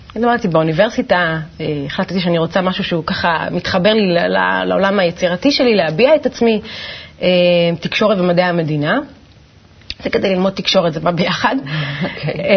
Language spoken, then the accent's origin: Hebrew; Ganei Tikva, Central District, Israel; גדלתי בגני תקווה, במשפחה מסורתית